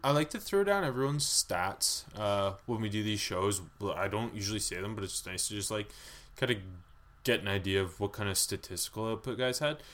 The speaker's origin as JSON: {"language": "English", "country": "Canada", "said": "we are Canadian"}